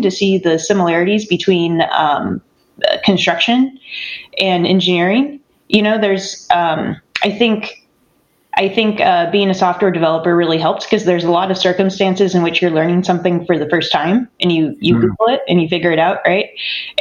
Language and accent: English; near Sacramento, California, United States; I grew up near Sacramento on an organic farm.